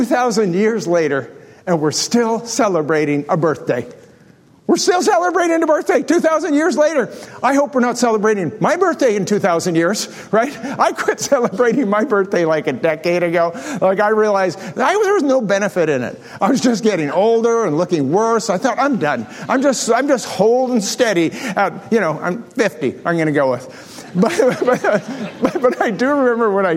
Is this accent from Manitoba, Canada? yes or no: yes; Delta Beach, Manitoba, Canada; growing up on Delta Beach, which is on the bottom of Lake Manitoba